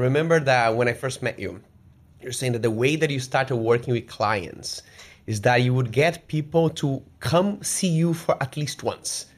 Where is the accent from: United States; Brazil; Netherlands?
Brazil; moved away; I grew up in Brazil